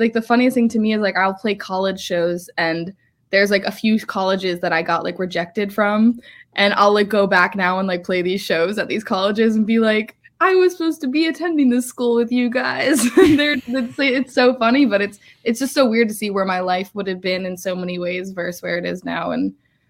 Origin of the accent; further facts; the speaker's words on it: Massachusetts, United States; Yeah. I mean, honestly, I grew up in Massachusetts, and I'm really lucky